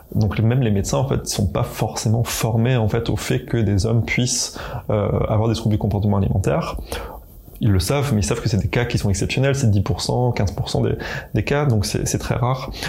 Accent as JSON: {"language": "French", "region": "eastern France", "country": "France", "said": "je viens de, l'Est de la France"}